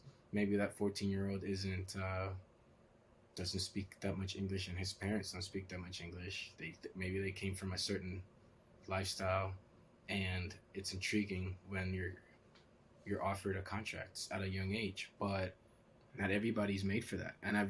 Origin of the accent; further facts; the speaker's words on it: Maryland, United States; So growing up in Maryland, all you wanted to do was go and play there.